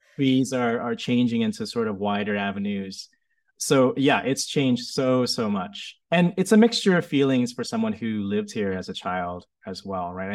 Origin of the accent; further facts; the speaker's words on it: United States; also born or lived in Vietnam; when I was growing up in America